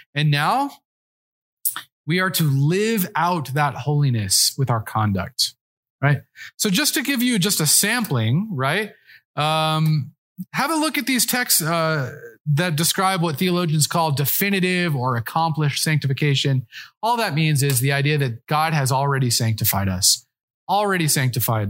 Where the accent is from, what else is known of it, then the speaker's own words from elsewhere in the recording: Colorado, United States; I'm from Colorado